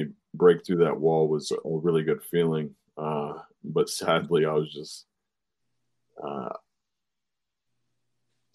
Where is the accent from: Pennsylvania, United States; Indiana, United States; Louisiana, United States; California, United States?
Indiana, United States; Fort Wayne; my rookie season in my hometown